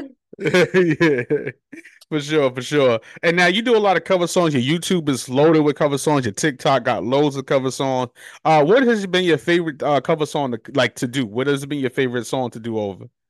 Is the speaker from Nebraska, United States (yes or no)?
no; New York, United States; now in Charlotte, United States; I'm from New York